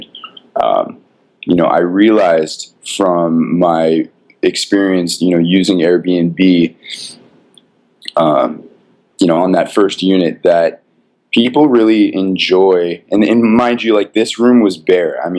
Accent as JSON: {"language": "English", "town": "Los Angeles", "region": "California", "country": "United States", "tie": "born or raised there", "said": "I'm a local Angeleno, born and raised in Los Angeles."}